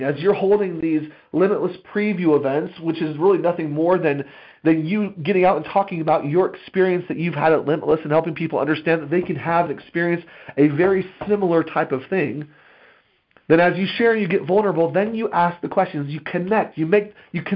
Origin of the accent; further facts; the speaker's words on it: United States; As an American people